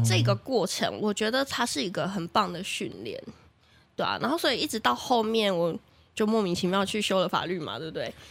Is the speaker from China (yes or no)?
no; Taichung, Taiwan; now in Taipei, Taiwan; 因为我是台中人